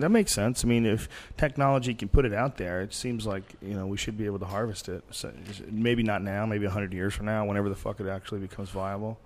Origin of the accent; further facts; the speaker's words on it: United States; We're American